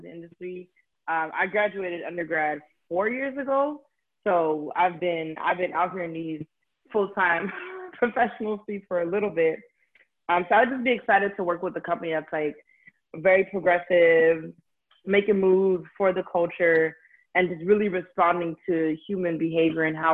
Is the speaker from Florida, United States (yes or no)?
yes; Miami, Florida, United States; My hometown is Miami, Florida